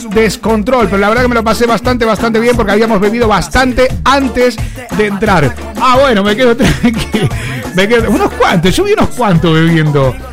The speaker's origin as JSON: {"language": "Spanish", "town": "Valencia", "region": "Valencian Community", "country": "Spain", "said": "Soy de Valencia, Valencia, ¿no? VLC, ok, Valencia."}